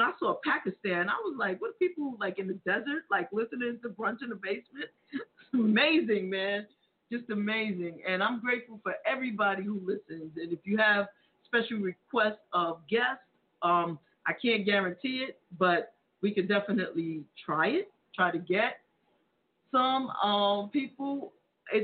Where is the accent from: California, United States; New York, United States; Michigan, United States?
New York, United States; Brooklyn; My hometown, but Brooklyn's in the house.